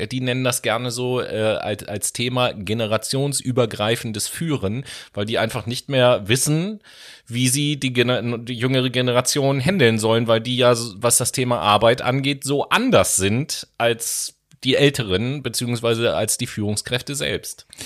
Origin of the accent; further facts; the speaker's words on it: Horn-Bad Meinberg, North Rhine-Westphalia, Germany; moved away; an Hornbach-Meinberg. an die City, wo ich herkomme, das ist das Dorf.